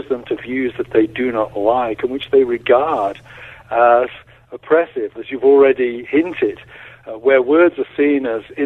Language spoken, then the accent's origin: English; United Kingdom; now in United States; I'm a British citizen, not a U.S. citizen